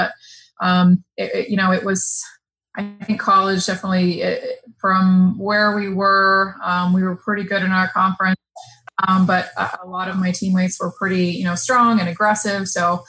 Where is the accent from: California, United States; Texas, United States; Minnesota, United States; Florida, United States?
Texas, United States; McAllen; moved away as an adult; also born or lived in North Carolina; So born and raised in South Texas. It's a small Texas town, but probably big compared to some other cities. So about 180,000 people.